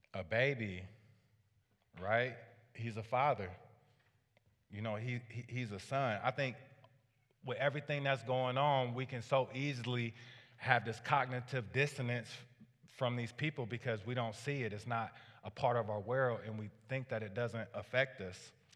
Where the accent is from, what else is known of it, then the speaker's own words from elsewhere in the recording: Waterloo, Iowa, United States; I grew up, uh, in a low-income family on the, uh, east side of Waterloo